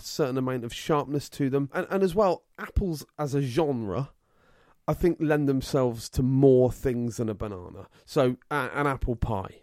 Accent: England, United Kingdom; I'm English through and through

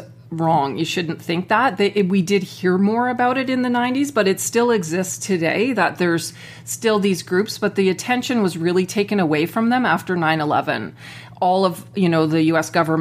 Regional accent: Canada; As a Canadian

